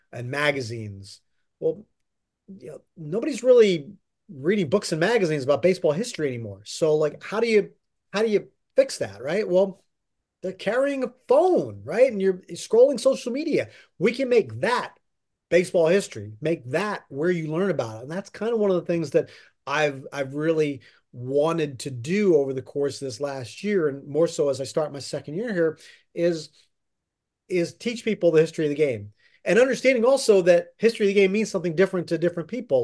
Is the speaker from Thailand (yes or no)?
no; Pennsylvania, United States; moved away as an adult; now in New York, United States; I grew up in Pennsylvania and grew up a Phillies fan